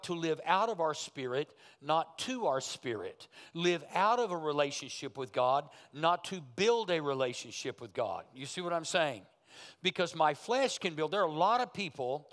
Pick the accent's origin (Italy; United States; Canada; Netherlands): United States; Berry Hill, Oklahoma; I come from Berry Hill, Oklahoma